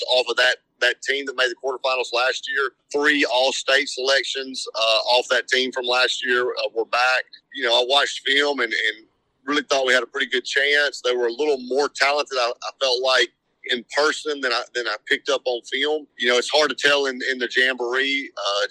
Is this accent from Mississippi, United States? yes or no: yes; French Camp, Mississippi, United States; I grew up in French Camp in the middle of nowhere